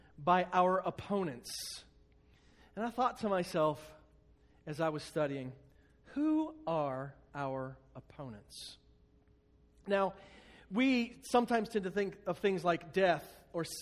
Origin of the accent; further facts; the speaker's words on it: United States; we, as American Christians